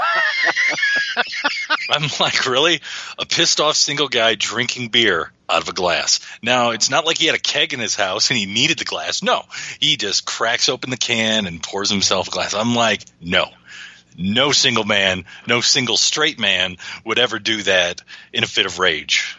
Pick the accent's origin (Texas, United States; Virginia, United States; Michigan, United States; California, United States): Michigan, United States; Detroit; if you grow up in Detroit and you watch Channel Nine if you watch the CBC